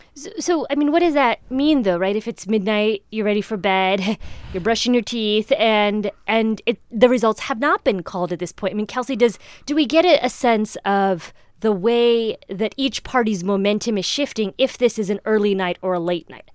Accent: Indiana, United States; moved away; Indiana, my home state

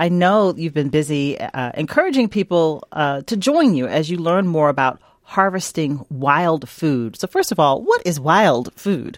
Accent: Virginia, United States; the farm where I grew up in Virginia

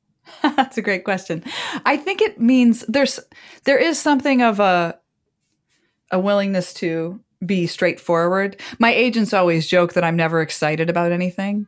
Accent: Copley, Ohio, United States; moved away as an adult; also born or lived in Wisconsin / Chicago; I grew up in Ohio. In fact, my entire family is still in my hometown

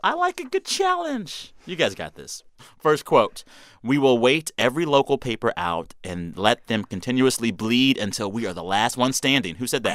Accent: Texas, United States; As a Texan

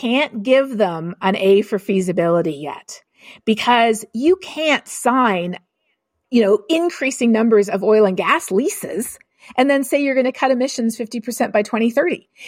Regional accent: Canada; I'm Canadian

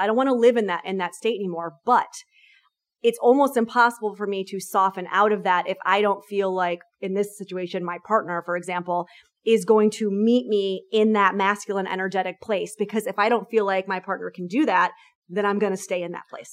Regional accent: New York, United States; I'm a New Yorker

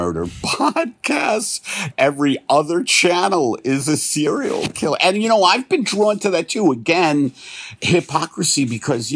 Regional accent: New York, United States; I'm from New York

